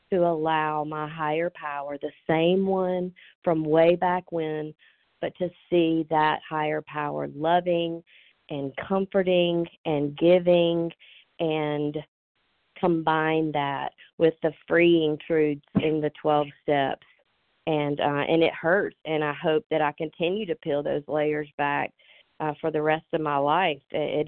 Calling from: Georgia, United States; I'm calling from Georgia.

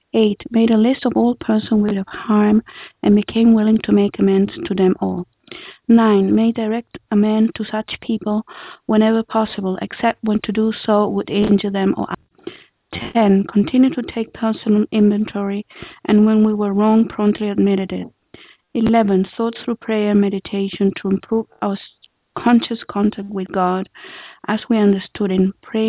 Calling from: Israel; calling from Israel.

